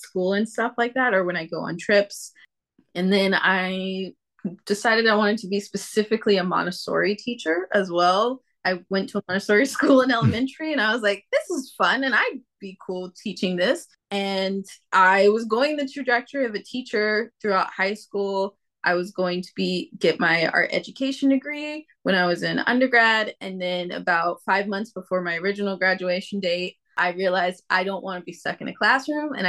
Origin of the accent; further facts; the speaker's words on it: Fort Worth, Texas, United States; moved away as an adult; also born or lived in Charlotte, North Carolina; now in Brooklyn, New York, United States; my birth certificate is from Charlotte, North Carolina. But when I was about 5, 4 years old, my mom got a promotion from being just like a head reporter to an editor of the newspaper. So we moved where the job was. We moved to Fort Worth.